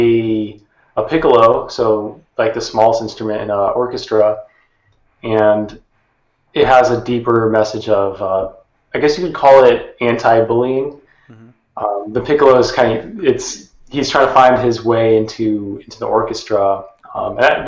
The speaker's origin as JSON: {"language": "English", "town": "Sacramento", "region": "California", "country": "United States", "moved": "as an adult", "lives_now": "San Francisco, United States", "said": "I'm originally from Sacramento, California, the capital, and more recently I've been living in San Francisco"}